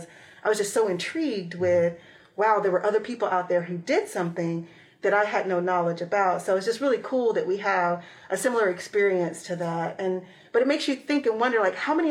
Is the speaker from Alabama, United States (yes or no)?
no; Atlanta, Georgia, United States; moved away; also born or lived in Florida; growing up in Atlanta, we didn't learn anything outside of the major ones that you hear about.